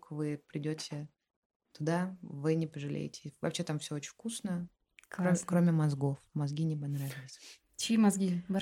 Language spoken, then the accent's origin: Russian; Russia; Я россиянин просто